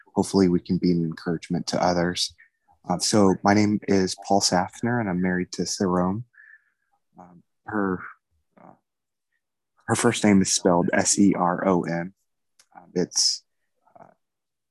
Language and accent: English; Redding, California, United States; also born or lived in Bay Area, California; now in Roseville, United States; I grew up in Redding, so I enjoyed the slower pace in Shasta County